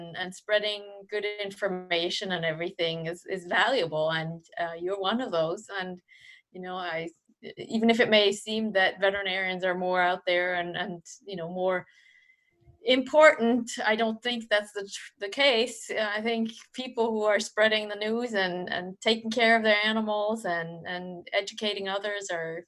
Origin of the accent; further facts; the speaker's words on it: Switzerland; I was born in Switzerland